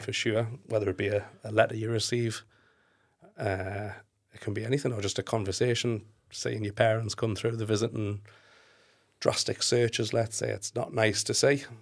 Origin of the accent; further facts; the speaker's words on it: Newcastle upon Tyne, North East England, United Kingdom; I'm actually from Newcastle, so northeast